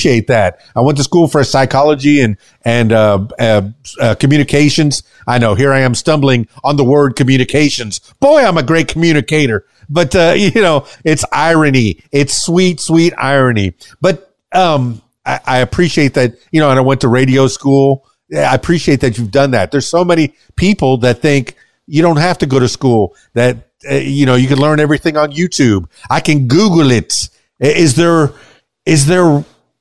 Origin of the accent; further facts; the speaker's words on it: Miami, Florida, United States; now in Conway, United States; I'm from Miami, but I'm here in Little Rock or in Conway, Arkansas